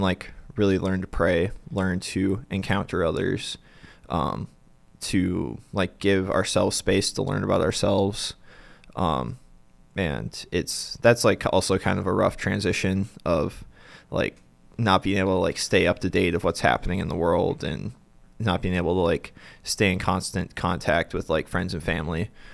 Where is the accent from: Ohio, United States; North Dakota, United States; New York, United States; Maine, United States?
North Dakota, United States; Bismarck; moved away as an adult; now in Denver, United States; I'm originally from Bismarck